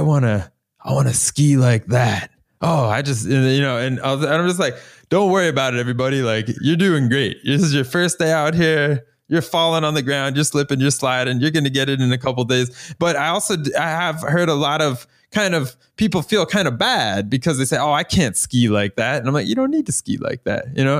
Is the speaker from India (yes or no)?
no; Florida, United States; now in Norway; I'm from Florida